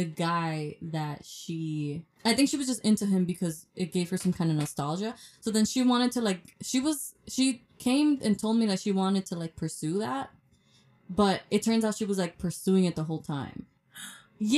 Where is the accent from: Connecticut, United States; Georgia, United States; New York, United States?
New York, United States; New York City; I'm from Washington Heights.